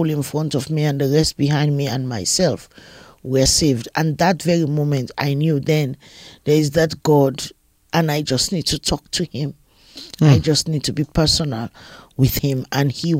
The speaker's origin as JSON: {"language": "English", "town": "Freetown", "region": "Western Area", "country": "Sierra Leone", "tie": "born or raised there", "said": "I was born in Sierra Leone in West Africa, in Freetown, Sierra Leone."}